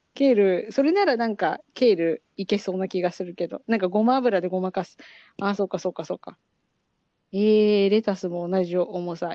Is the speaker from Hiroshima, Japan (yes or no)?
no; Chiba, Japan; 私千葉県出身だからさ